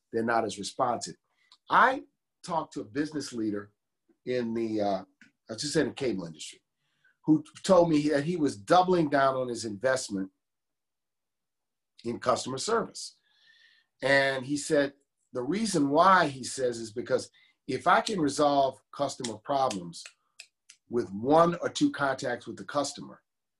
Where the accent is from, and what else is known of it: New Orleans, Louisiana, United States; born or raised there